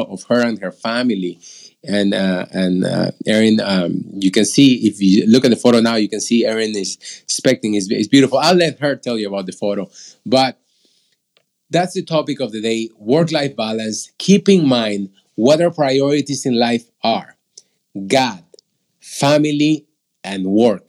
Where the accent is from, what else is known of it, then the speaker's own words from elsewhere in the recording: Peru; moved away; that's where I am from originally. I'm from Peru.